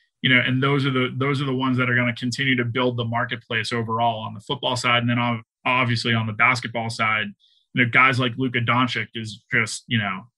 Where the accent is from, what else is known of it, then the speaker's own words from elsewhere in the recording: Boston, Massachusetts, United States; You know, I'm from Boston, so I'm going to use Tom Brady as an example.